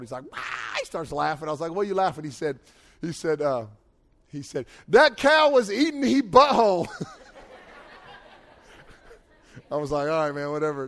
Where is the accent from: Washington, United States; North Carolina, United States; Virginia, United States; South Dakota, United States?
North Carolina, United States; I'm from North Carolina here